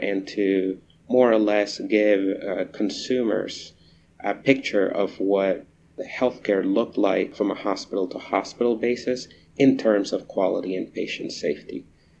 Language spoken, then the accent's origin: English; Caracas, Capital District, Venezuela; also born or lived in Eastern Shore, Virginia, United States; So I grew up in two places. I grew up in Caracas, Venezuela, and on the eastern shore of Virginia. That's where I graduated from high school